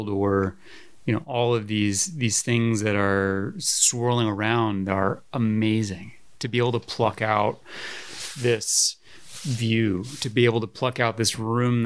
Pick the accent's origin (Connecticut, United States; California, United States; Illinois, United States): Connecticut, United States; Woodbury; also born or lived in Washington, Connecticut; I grew up in between Woodbury and Washington, Connecticut, Litchfield County, northwest corner. Mostly in Woodbury at an old farmhouse